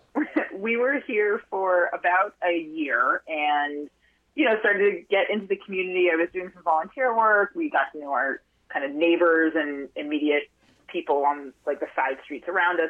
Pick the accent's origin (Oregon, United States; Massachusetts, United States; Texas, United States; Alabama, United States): Massachusetts, United States; outside of Boston; moved away as an adult; also born or lived in Park City, Utah; now in Vermont, United States; I grew up outside of Boston